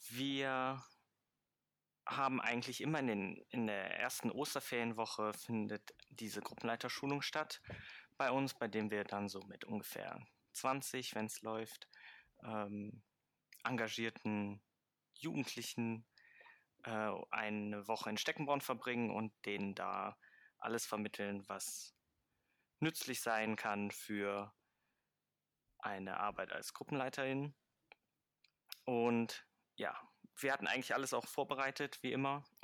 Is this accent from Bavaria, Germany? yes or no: no; Mönchengladbach, North Rhine-Westphalia, Germany; Ich komme aus Mönchengladbach-Fenn